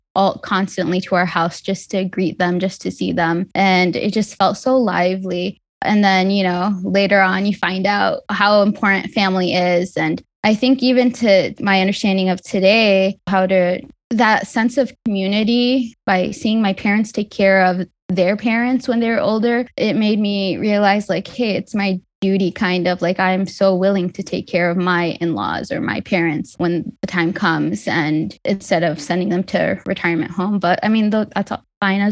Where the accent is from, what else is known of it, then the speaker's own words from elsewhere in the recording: Detroit, Michigan, United States; I was born and raised in Detroit